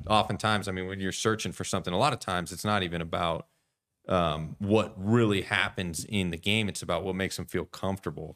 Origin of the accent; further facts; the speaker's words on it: California, United States; moved away as an adult; also born or lived in New Mexico / St. Joseph, Missouri; I grew up in California, so I played baseball in California